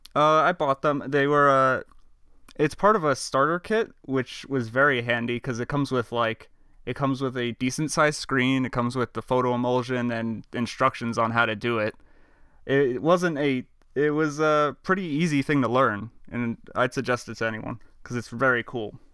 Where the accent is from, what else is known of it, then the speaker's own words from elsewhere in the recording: Long Island, New York, United States; I'm from Long Island